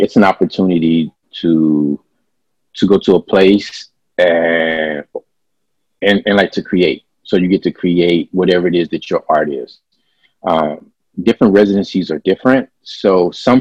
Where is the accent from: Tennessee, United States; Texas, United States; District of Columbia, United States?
Texas, United States; Dallas; also born or lived in Houston, Texas; I am originally from Dallas, Texas, but I basically tell everybody Oak Cliff, which is my neighborhood that I rep